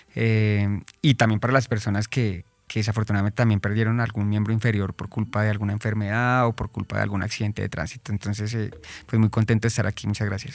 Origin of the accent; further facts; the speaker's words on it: Colombia; como colombianos